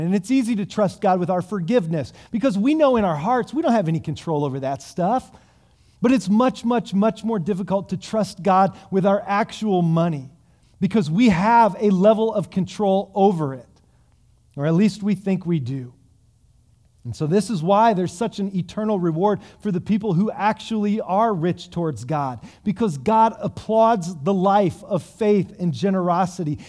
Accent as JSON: {"language": "English", "country": "United States", "said": "us as American Christians"}